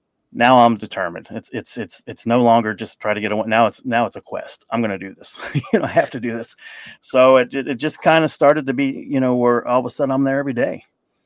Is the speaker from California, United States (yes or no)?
no; Kings Island area, Ohio, United States; moved away as an adult; also born or lived in Albany, New York; I never thought it would happen at Kings Island and be able to do it in my hometown.